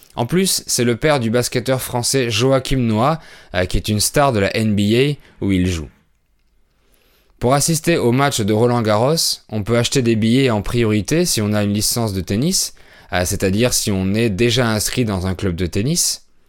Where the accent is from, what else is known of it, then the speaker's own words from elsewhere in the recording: France; je suis français